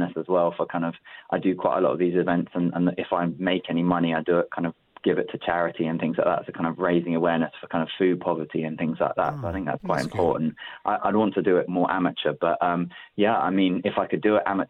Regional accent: London, United Kingdom; I grew up in South London, and my dad's from the Old Kent Road.

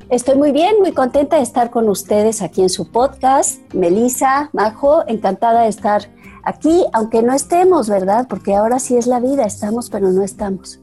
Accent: Mexico; tuve la suerte en los 70 de, de volverme jovencita, de, de, entrar a mi adolescencia, cuando en México despertaba y tomaba cancha la segunda ola de feminismo

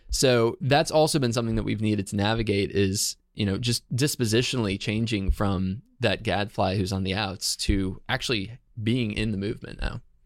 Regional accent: Herndon, Virginia, United States; so I'm from Herndon, Virginia.

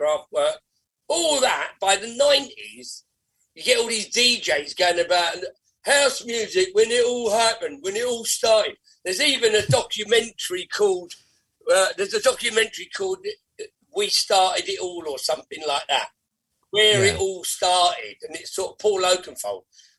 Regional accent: Ireland; I like Irish music a lot. I like Ireland. I'm Irish.

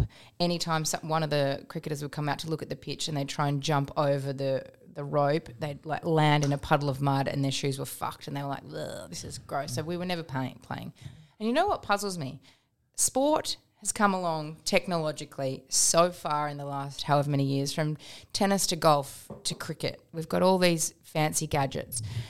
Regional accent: England, United Kingdom; now in Melbourne, Australia; I was born in England

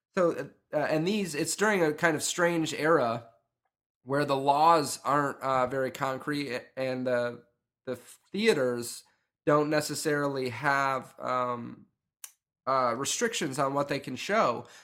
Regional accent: upstate New York, United States; moved away; I grew up in New York, but I didn't grow up in New York City. I grew up in upstate New York.

